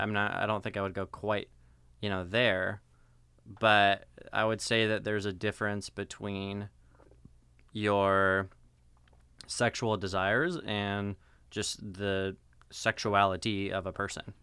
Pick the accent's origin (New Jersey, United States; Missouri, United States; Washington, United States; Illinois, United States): Washington, United States; Seattle; moved away as an adult; also born or lived in Denver, Colorado / Southern California; now in Fullerton, United States; I was born in Denver, Colorado. Spent ten years there, and then mm moved mm-hmm. to Seattle, Washington. Mm-hmm. It's where they uh, where I spent the most of my significant part of my childhood.